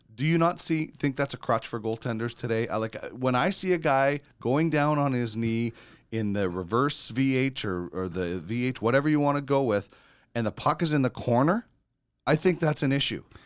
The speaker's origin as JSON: {"language": "English", "town": "Brandon", "region": "Manitoba", "country": "Canada", "tie": "born or raised there", "said": "growing up in Brandon"}